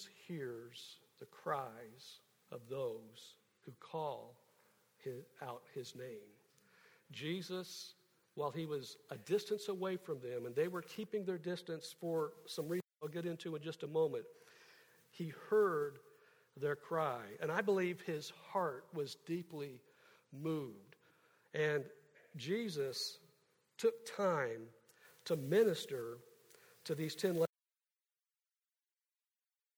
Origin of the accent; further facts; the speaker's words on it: Kansas City, Missouri, United States; I grew up in Kansas City